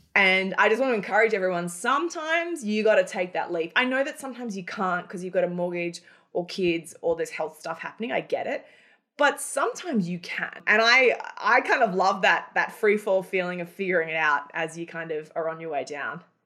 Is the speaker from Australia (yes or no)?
yes; Australia; moved away as an adult; also born or lived in Cairns, Australia; now in Manhattan, United States; Australia, where I'm originally from. I live in Manhattan now, but I'm, I'm an Aussie originally before I migrated to America